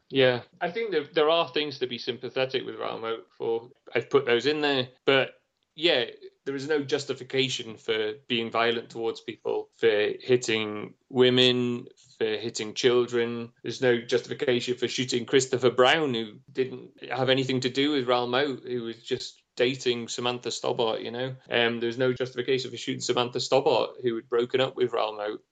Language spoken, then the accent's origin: English; North East England, United Kingdom; moved away as an adult; also born or lived in London; I'm from the Northeast